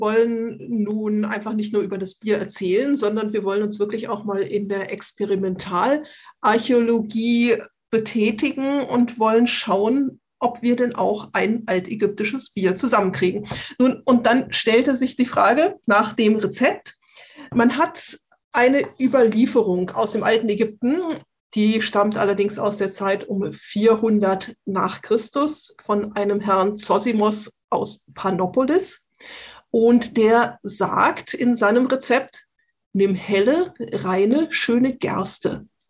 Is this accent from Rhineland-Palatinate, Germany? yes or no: no; Kassel, Hesse, Germany; now in Munich, Germany; ich komme ursprünglich aus dem Kasseler Bereich